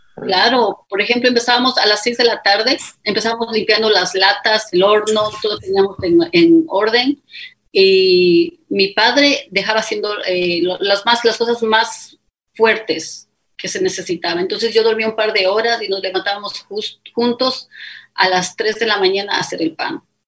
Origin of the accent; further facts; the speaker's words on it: Quito, Pichincha, Ecuador; accent: Ecuadorian; first language Spanish; moved away as an adult; also born or lived in Puyo, Pastaza, Ecuador / London, United Kingdom; now in Riyadh, Saudi Arabia; yo nací en Quito, crecí en el oriente, específicamente en el Puyo